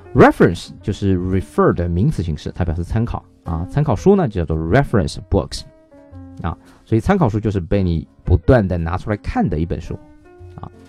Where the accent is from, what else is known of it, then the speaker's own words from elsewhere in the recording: China; 我们中国人